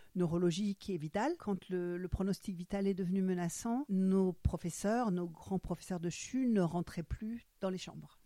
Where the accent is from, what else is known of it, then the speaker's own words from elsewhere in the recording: Frankfurt, Hesse, Germany; first language German; French is a second language; now in Cherbourg, France; Je suis née à Francfort. Ma langue maternelle, c'est l'allemand